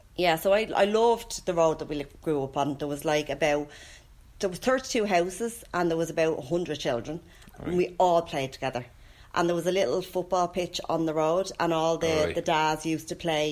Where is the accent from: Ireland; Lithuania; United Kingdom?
Ireland; Finglas, County Dublin; born or raised there